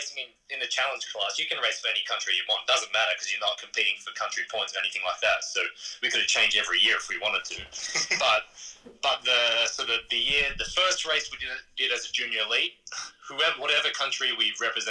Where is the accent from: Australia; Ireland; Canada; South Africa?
Australia; also born or lived in Japan / Great Britain; I lived in Australia, you know, I had great Australian friends, spent a lot of my BMX time in Australia. And I think, you know, for me, I saw myself as an Australian.